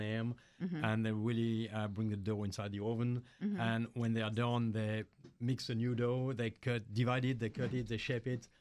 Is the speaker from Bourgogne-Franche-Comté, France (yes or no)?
yes; Dijon, Bourgogne-Franche-Comté, France; now in United States; I'm from Dijon